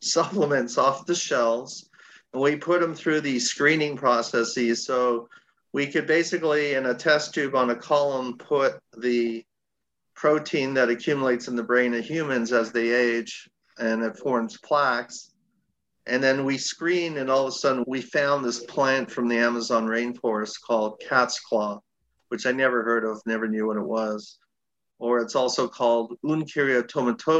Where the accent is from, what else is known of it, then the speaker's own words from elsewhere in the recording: Toronto, Ontario, Canada; moved away as an adult; also born or lived in Seattle, United States; I'm originally from Toronto, Canada